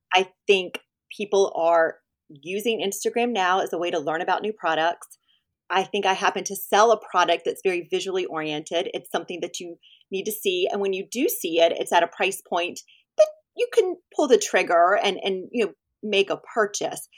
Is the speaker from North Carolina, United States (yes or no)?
yes; Winston-Salem, North Carolina, United States; moved away as an adult; also born or lived in Philadelphia area / Atlanta; now in Ponte Vedra Beach, United States; I grew up in North Carolina, in Winston-Salem.